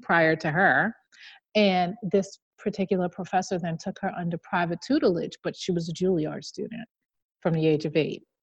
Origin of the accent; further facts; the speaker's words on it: New York, United States; the state of New York, my home state